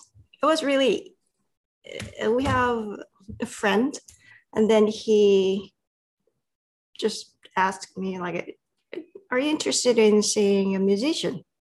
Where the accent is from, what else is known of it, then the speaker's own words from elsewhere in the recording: South Korea; English is a second language; moved away as an adult; now in United States; I came from South Korea. I have been living in America about 20 years.